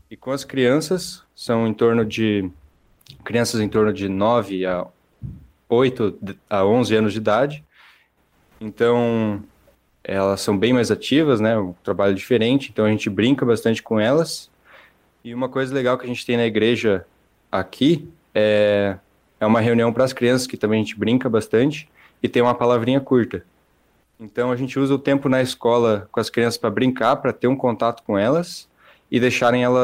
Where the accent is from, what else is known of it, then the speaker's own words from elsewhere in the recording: Curitiba, Paraná, Brazil; moved away as an adult; mas eu vim de Curitiba, então, de certa forma, não é tão complicado.